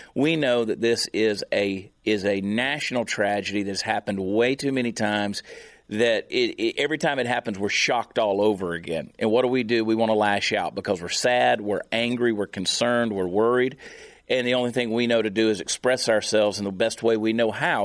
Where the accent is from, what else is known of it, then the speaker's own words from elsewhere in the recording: the South, United States; I grew up in the South